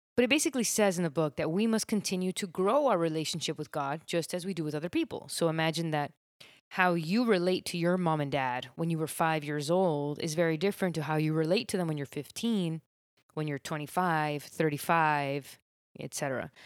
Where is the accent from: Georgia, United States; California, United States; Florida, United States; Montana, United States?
Florida, United States; Miami; I grew up in Miami